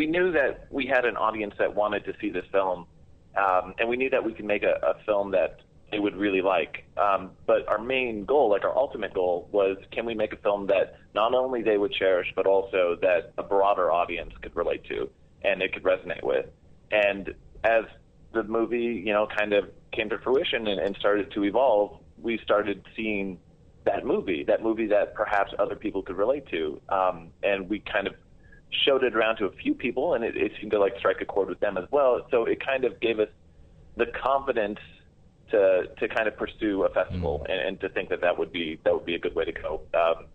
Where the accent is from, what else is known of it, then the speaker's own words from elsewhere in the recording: Canada; we're from Canada